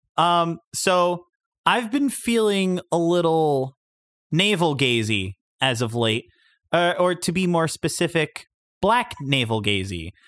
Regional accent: Long Beach, New York, United States; in Long Beach, New York, my hometown

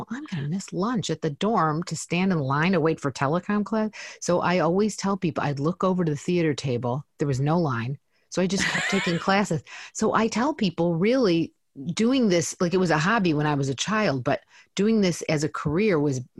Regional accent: Detroit, Michigan, United States; moved away as an adult; also born or lived in Chicago; now in Los Angeles, United States; so I was born in Detroit. I went to Southfield High, which is a suburb of Detroit

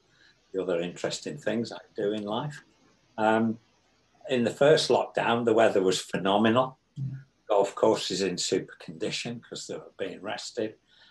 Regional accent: Stafford, West Midlands, United Kingdom; just outside Stafford, my hometown, since 1980.

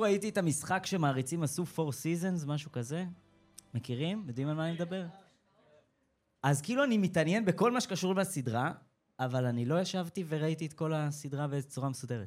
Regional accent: Rosh HaAyin, Central District, Israel; למדתי במרכז אה, אה, אומנויות, איפה שגדלתי, שזה ראש העין

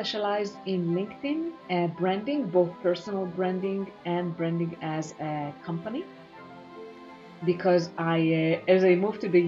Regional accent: Israel; moved away as an adult; also born or lived in United States; I now reside in Israel, as you mentioned, and I'm originally from Israel. However, I did live in the US for 9 years

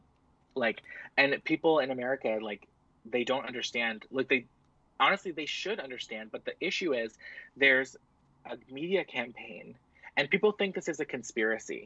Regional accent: Canada; also born or lived in Ontario; I'm Canadian

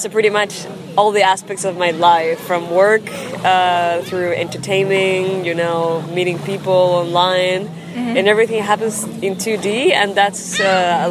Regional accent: Santiago, Santiago Metropolitan Region, Chile; first language Spanish; English is a second language; moved away as an adult; now in Toronto, Canada; I'm from Chile. Actually the capital city, and I've been living in Toronto for 3 years now.

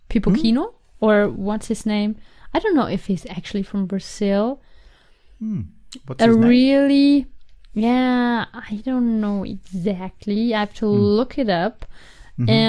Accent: Carinthia, Austria; In Carinthia. It's like mm. the very south part of Austria and it's near to the Italian border. So mm. in 30 minutes, I'm in Italy. Mm. And it's a very small village with, I think, 2,500 people

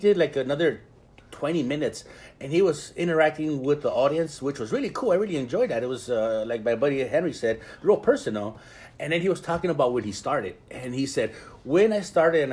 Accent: Ensenada, Baja California, Mexico; I was born in Ensenada, and I grew up eating clams and pata de mula

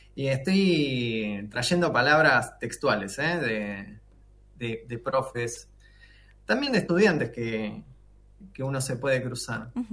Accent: Argentina; nosotros como latinoamericanos y propiamente como argentinos, argentinas

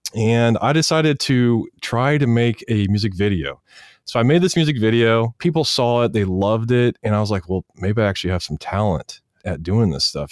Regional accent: Wichita, Kansas, United States; moved away as an adult; also born or lived in Los Angeles; I'm going to college in my hometown, Wichita, Kansas.

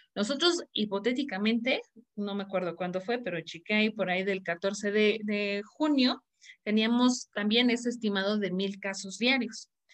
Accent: Mexico; para mí como, como como mexicana

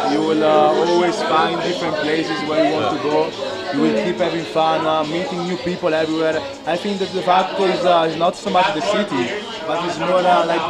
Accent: Italy; moved away as an adult; also born or lived in Budapest; I've been born and raised in Italy.

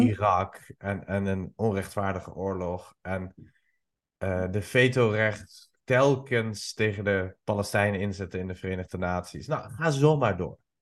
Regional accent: Iran; also born or lived in Albania; now in Netherlands; Ik kom oorspronkelijk uit Iran

